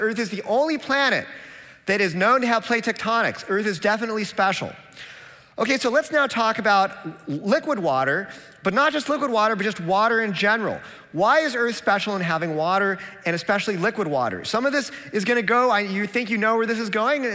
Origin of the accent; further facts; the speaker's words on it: Seattle, Washington, United States; I'm from Seattle, where if we don't recycle, they send us a penalty bill